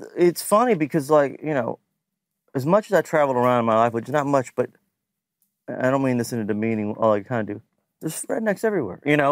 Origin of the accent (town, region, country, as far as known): Lexington, Kentucky, United States; born or raised there; moved away as an adult; now in Nashville, United States